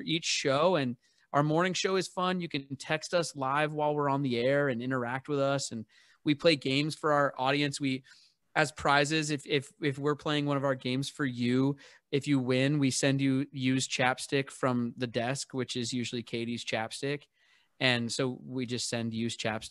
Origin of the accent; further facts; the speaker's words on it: Seattle, Washington, United States; I'm born and raised in Seattle